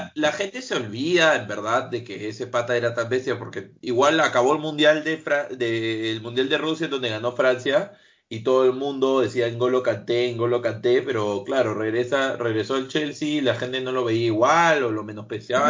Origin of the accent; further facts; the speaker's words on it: Peru; si soy peruano